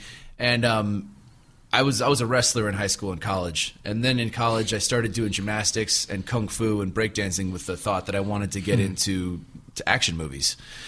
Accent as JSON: {"language": "English", "town": "Palos Verdes", "region": "California", "country": "United States", "tie": "born or raised there", "said": "a kid growing up in Palos Verdes"}